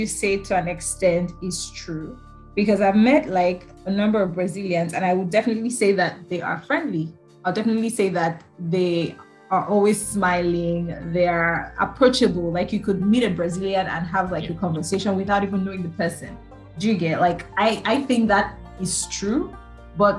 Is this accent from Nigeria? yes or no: yes; Nigeria; me being Nigerian